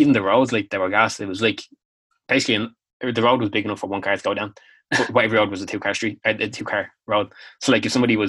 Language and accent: English; Clonakilty, Munster, Ireland; being Irish and being from Clonakilty is like what I feel most connected to.